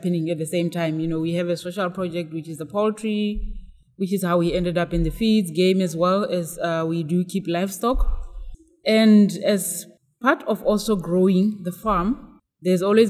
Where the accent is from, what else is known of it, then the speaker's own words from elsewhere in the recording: Botswana; I'm from Botswana, which is a country that has more cows than people.